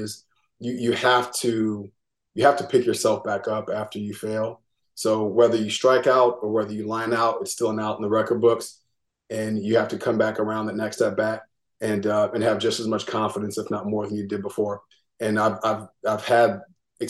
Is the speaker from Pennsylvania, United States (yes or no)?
no; Seattle, Washington, United States; moved away as an adult; I'm from Seattle, Washington originally.